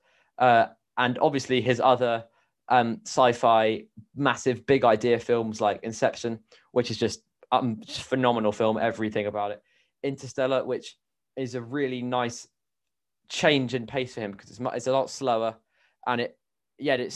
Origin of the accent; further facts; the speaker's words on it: New Zealand; I'm a New Zealander myself